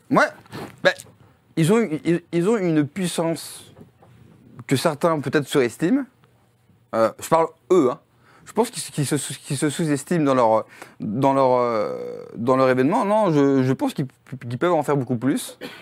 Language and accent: French; France; Quand on est français